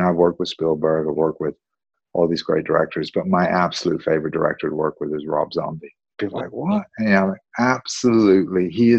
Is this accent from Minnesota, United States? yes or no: no; North Carolina, United States; also born or lived in Wales; You know, because I'm from Wales, like I said. But originally, I grew up in a place called North Carolina